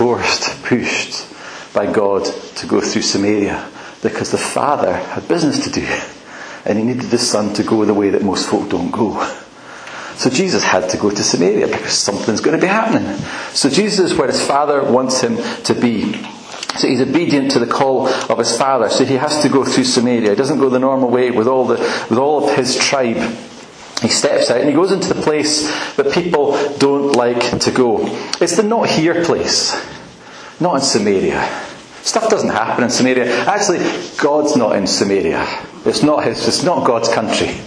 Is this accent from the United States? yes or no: no; Aberdeen, Scotland, United Kingdom; also born or lived in Edinburgh; now in west of Scotland, United Kingdom; my dad was in Aberdonian, I lived there most of my life, but actually did happen to be in Edinburgh when I was born